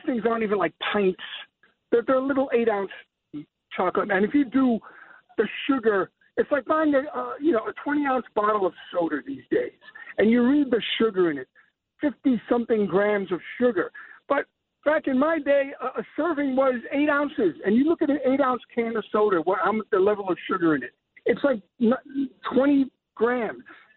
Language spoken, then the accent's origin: English; New York City, New York, United States; moved away as an adult; now in Pleasantville, United States; I grew up in the Bronx on Fordham, off of Fordham as a kid